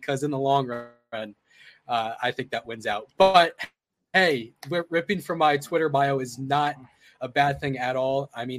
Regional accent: Tucson, Arizona, United States; I grew up in Tucson, and I graduated from the U of A with a journalism degree in May of 2020

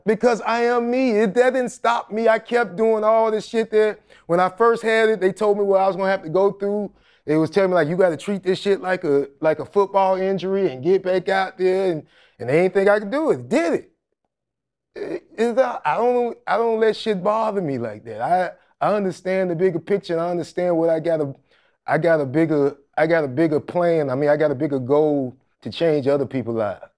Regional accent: Jacksonville, Florida, United States; moved away; also born or lived in Atlanta; Like, I grew up in the hood

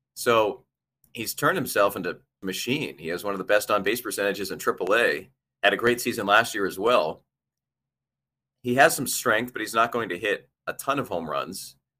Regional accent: East Coast, United States; I grew up on the East Coast

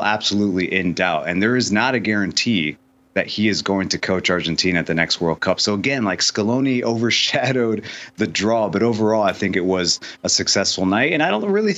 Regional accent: Indiana, United States; moved away; I grew up in Indiana, so I played basketball

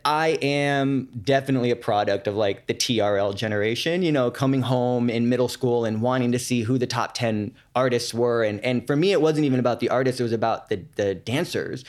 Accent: San Francisco, California, United States; moved away as an adult; also born or lived in New York; I'm from San Francisco

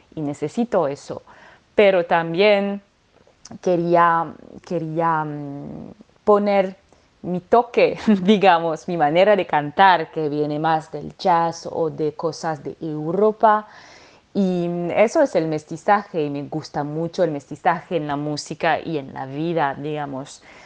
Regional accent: France; Spanish is a second language; moved away as an adult; now in Marseille, France; nació en Marsella, crecí en los Alpes franceses, pero ahora hace 15 años que vivo en Marsella

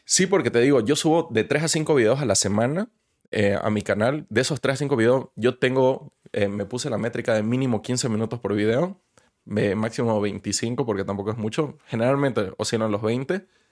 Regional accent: Bolivia; now in Mexico; mi país

